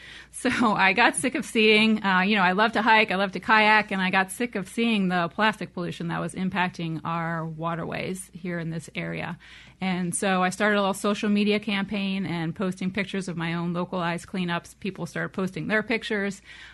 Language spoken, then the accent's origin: English; New Jersey, United States; moved away as an adult; also born or lived in South Carolina; So I grew up in New Jersey.